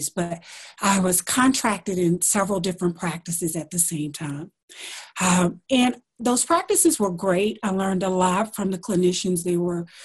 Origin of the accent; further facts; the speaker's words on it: Alabama, United States; moved away; also born or lived in Washington, D.C.; I am from Alabama, so I went to school there.